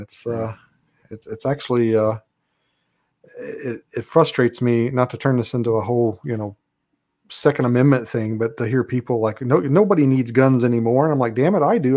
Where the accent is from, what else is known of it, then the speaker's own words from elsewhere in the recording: Kentucky, United States; moved away as an adult; now in Alaska, United States; I'm from Kentucky originally.